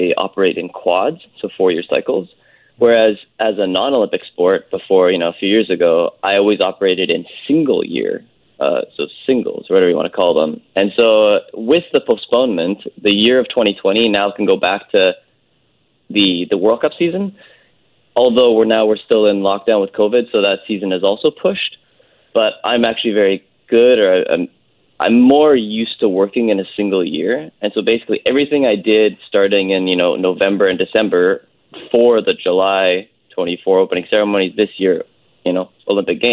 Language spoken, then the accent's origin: English; North Vancouver, British Columbia, Canada; I grew up on the North Shore in Lynn Valley.